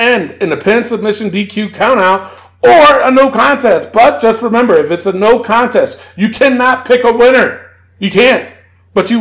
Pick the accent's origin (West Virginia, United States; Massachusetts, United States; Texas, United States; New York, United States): New York, United States; New York City; I'm from the Bronx